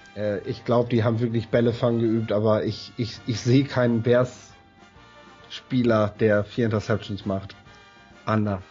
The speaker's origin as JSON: {"language": "German", "region": "Northern Germany", "country": "Germany", "said": "ich als Norddeutscher"}